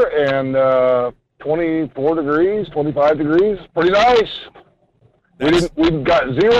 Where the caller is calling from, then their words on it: Homer, Alaska, United States; Morning, Michael. … down in Homer.